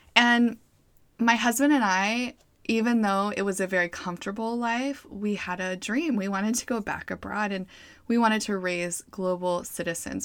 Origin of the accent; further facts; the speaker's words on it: Boise, Idaho, United States; moved away; staying in Idaho, where I'm from, I'm from Boise